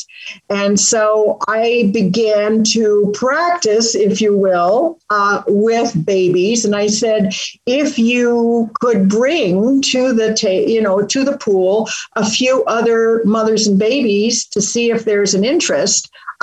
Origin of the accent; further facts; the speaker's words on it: northern Michigan, United States; moved away; also born or lived in England / Canada / Oregon; I was born in England, lived in Canada, emigrated to Michigan when I was a little girl. And when we were little, we lived in a tent in northern Michigan